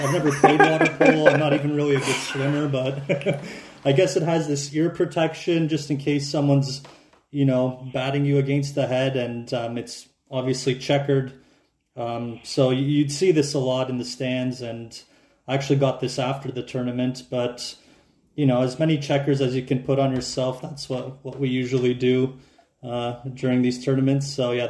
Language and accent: English; Canada; first language Croatian; English is a second language; and they moved to Canada in the 70s, and I grew up, you know, Croatian was my first language, and it's a big part of how I identify